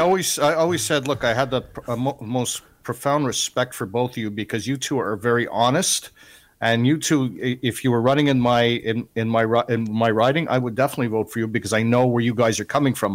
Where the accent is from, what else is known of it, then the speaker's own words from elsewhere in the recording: Canada; me as a Canadian